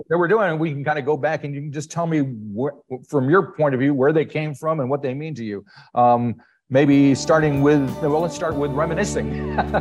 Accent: United States; accent: American; I'm American because of my accent

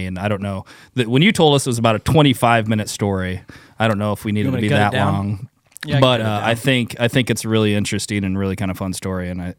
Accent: Kentucky, United States; now in Iowa, United States; I'm from Kentucky.

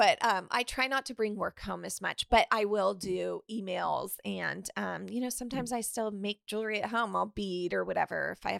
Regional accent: Sonoma, California, United States; Oh, I'm from Sonoma, California.

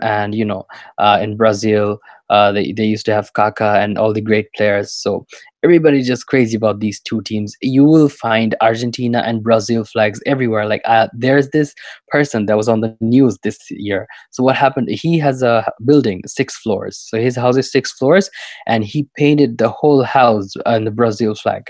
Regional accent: Dhaka, Dhaka Division, Bangladesh; I'm from Dhaka, which is the capital city of Bangladesh

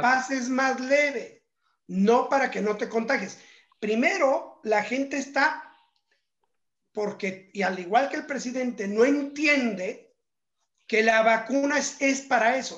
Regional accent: Mexico; nosotros como mexicanos

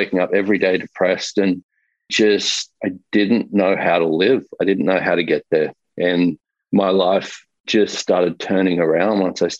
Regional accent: Australia; moved away as an adult; now in United States; I grew up in Australia. I currently live in the US, but only for the last 2 years

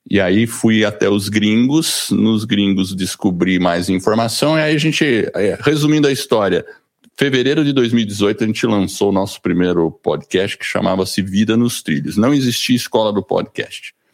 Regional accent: Brazil; accent: paulista; also born or lived in United States; Eu sou gringo, acredita, e eu nasci nos Estados Unidos, mas vim para o Brasil quando era pequeno moro aqui no Brasil desde os três anos de idade, por isso que eu tenho esse sotaque meio paulista.

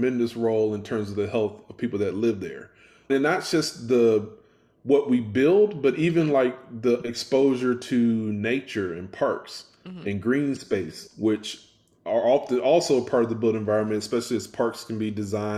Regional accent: Houston, Texas, United States; also born or lived in Memphis / Atlanta; now in Baltimore, United States; growing up in the Houston area

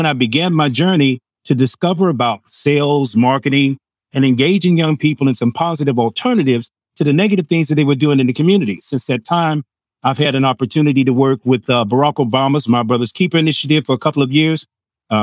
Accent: Chicago, Illinois, United States; I'm from Chicago, and originally, I grew up in the Civil Rights Movement

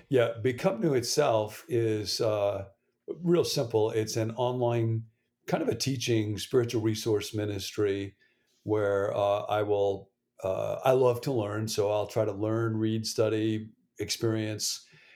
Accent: Rockford, Illinois, United States; moved away; I grew up in Rockford, Illinois, not real far from where you are

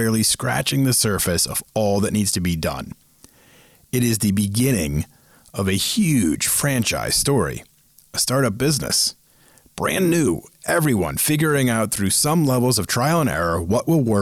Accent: Boston, Massachusetts, United States; moved away as an adult; also born or lived in Seattle; I was born and raised in Boston, been on the East Coast my entire life

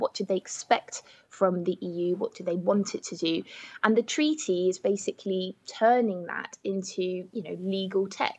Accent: United Kingdom; I'm European, but I'm also British.

